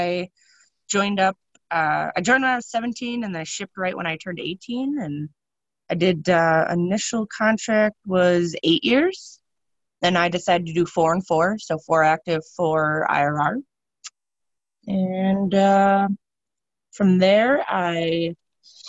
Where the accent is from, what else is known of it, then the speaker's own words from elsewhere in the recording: Stevens Point, Wisconsin, United States; I was born and raised in Stevens Point